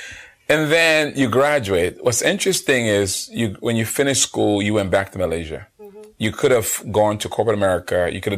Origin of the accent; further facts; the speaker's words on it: United States; the Americans, out, myself, Gina and Deborah